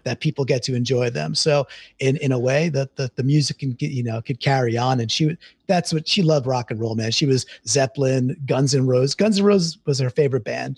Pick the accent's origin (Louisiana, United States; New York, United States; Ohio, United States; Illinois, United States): New York, United States; Deer Park; also born or lived in Queens, New York; I was born in Queens, grew up in Long Island, a town called Deer Park.